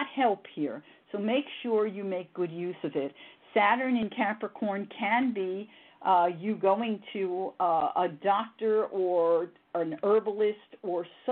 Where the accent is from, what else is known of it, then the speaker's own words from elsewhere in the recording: New York City, New York, United States; moved away; I was raised in the Bronx